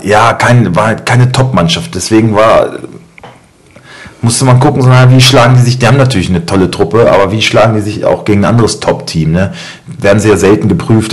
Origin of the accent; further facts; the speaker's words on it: Germany; ich bin Deutscher